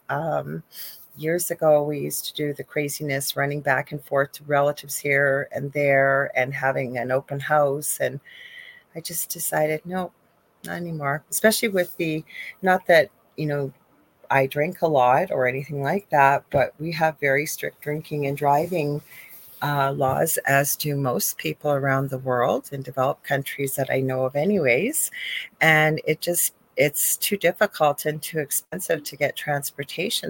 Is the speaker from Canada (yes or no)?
yes; Canada; I am a Canadian spiritual psychic medium